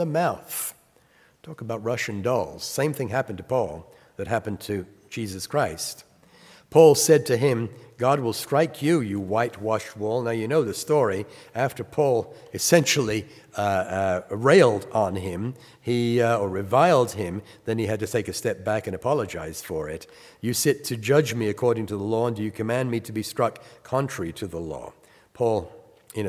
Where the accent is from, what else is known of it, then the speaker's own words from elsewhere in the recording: England, United Kingdom; now in United States; I was born in England, and my work in the United States is a Bible teacher